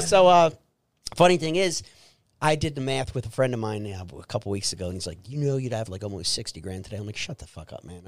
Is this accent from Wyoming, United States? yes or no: no; Trenton, New Jersey, United States; I was born and raised in Trenton, New Jersey